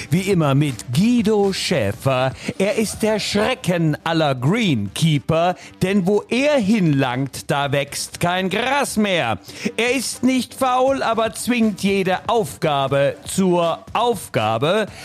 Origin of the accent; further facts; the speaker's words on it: Leipzig, Saxony, Germany; dessen ungeachtet freuen wir uns natürlich als Leipziger für die äh, Kolleginnen und Kollegen ähm, vom Kotterweg.